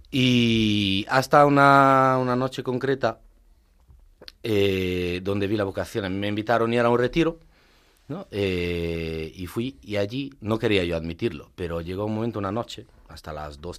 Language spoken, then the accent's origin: Spanish; Italy; Spanish is a second language; moved away as an adult; now in Madrid, Spain; A ver, soy … soy italiano, eh, soy presbítero.